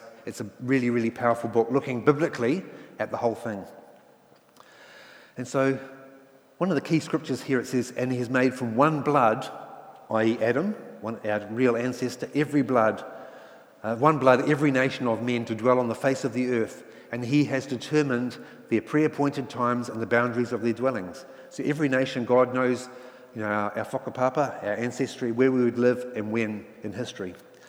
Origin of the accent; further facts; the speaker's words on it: England, United Kingdom; now in New Zealand; And I came from England where class system is very strong, but New Zealand does have a class system, doesn't it?